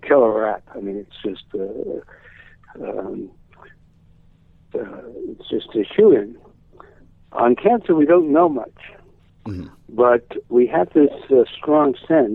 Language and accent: English; New York City, New York, United States; I come from Brooklyn